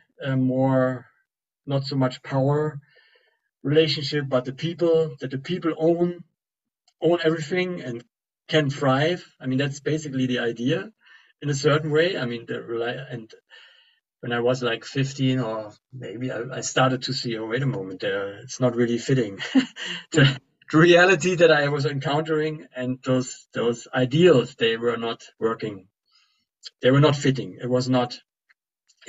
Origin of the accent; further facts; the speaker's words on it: East Germany, Germany; I grew up in East Germany